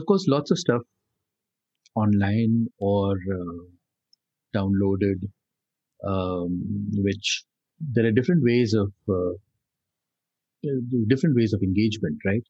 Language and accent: English; Delhi, India; growing up in Delhi as a child and school and college.